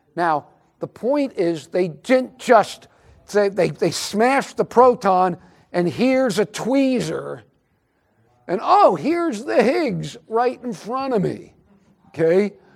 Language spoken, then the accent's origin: English; Albany, New York, United States; I was born in Albany, New York